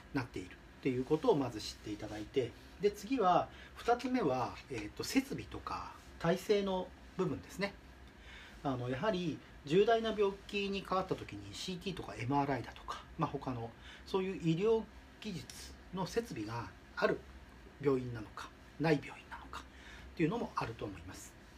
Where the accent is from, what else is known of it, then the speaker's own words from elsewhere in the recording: Shimizu, Shizuoka, Japan; also born or lived in Tokyo; 故郷の静岡県東部にある清水町に戻ってきました